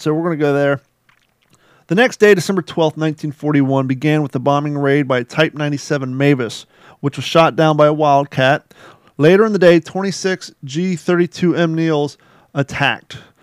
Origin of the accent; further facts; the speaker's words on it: Ohio, United States; also born or lived in Kentucky; now in Cape Coral, United States; I grew up in Ohio and Kentucky